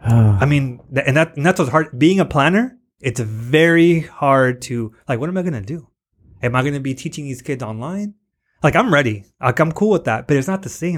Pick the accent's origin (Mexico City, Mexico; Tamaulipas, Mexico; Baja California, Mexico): Baja California, Mexico; Tijuana; moved away; also born or lived in National City, California, United States; I live in Tijuana